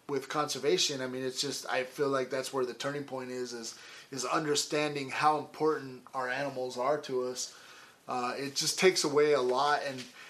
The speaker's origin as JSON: {"language": "English", "region": "Idaho", "country": "United States", "tie": "born or raised there", "moved": "yes", "lives_now": "Colorado, United States", "said": "growing up in Idaho, it was fish and game forever."}